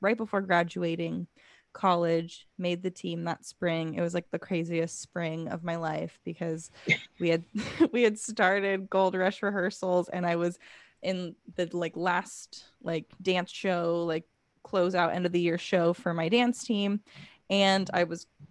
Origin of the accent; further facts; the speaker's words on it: Los Angeles County, the South Bay, California, United States; also born or lived in Sonoma County, California; I grew up in Los Angeles County, the South Bay.